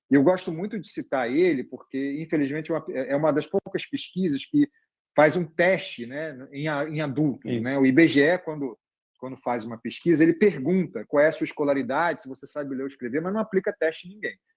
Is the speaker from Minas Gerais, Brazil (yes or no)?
yes; Barbacena, Minas Gerais, Brazil; Quando eu era criança pequena em, em Barbacena